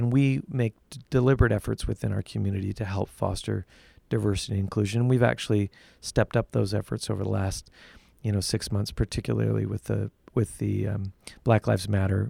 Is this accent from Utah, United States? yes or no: yes; Utah, United States; also born or lived in England / New York; I grew up in Utah, and left Utah and went to England and went to New York and lived for a while in both those locations